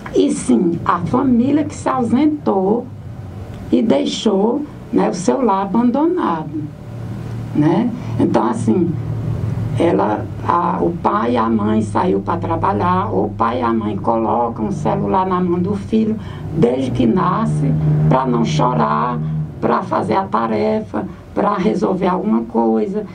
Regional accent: Santana do Cariri, Ceará, Brazil; also born or lived in Altaneira; a minha terra natal e a minha região

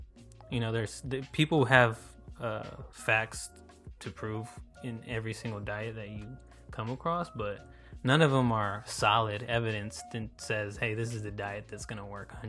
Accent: United States; it's kind of hard being an American specifically.

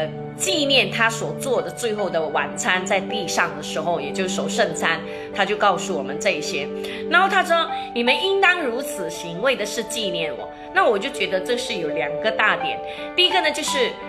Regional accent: China; 那这也是我们中国人的传统，就是哎，我们呃见到朋友啊，或者有客人远方来啊

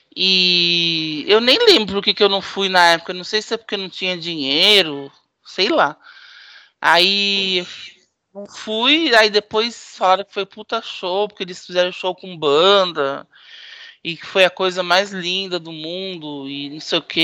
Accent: Santos, São Paulo, Brazil; Eu não tenho do que reclamar da minha adolescência em Santos

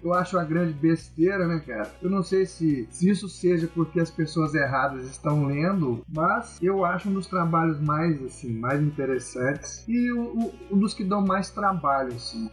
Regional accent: Minas Gerais, Brazil; moved away as an adult; also born or lived in Santa Catarina; Eu sou mineiro, né? Então em Minas Gerais nós não temos o mar

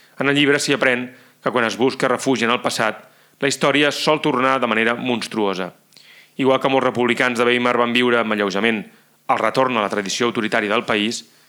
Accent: Catalonia, Spain; com a catalans seguíem vivint marginats també dintre de Catalunya

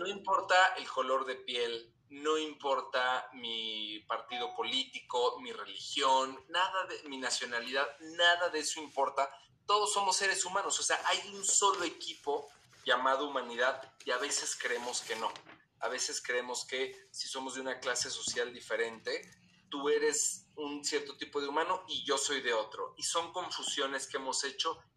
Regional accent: Mexico; así somos los mexicanos

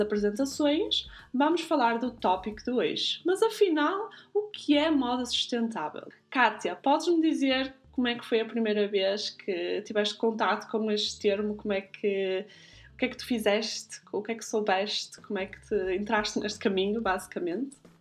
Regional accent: Guimarães, Norte, Portugal; now in Zurich, Switzerland; Nasci em Guimarães e vivo atualmente em Zurique.

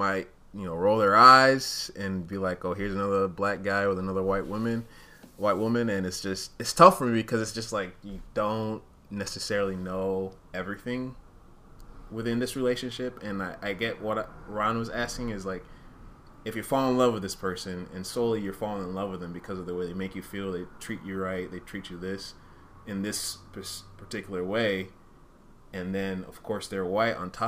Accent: Uganda; I wasn't even born in Rwanda, I was born in Uganda

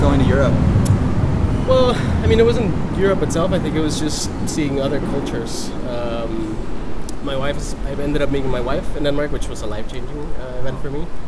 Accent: Mexico; moved away; I'm from Mexico

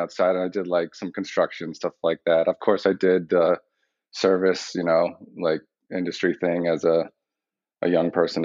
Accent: Westborough, Massachusetts, United States; moved away as an adult; now in Long Island, United States; I grew up in Massachusetts. Grew up in Westboro is where I went to high school

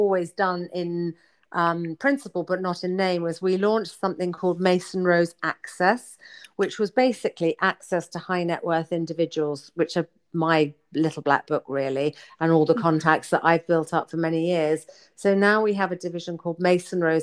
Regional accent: Switzerland; I grew up in Switzerland

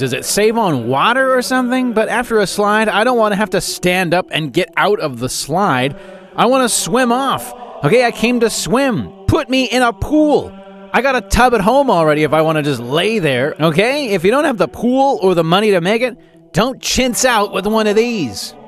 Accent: Calgary, Alberta, Canada; I grew up in Calgary

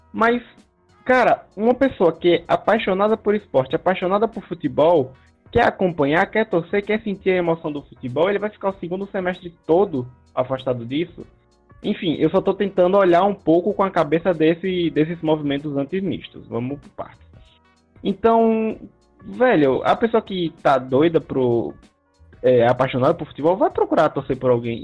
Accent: Sergipe, Brazil; eu sou natural de Sergipe

